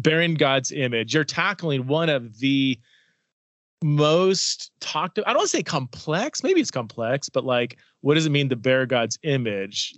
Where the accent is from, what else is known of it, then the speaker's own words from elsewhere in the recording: Southern California, United States; I'm from Southern California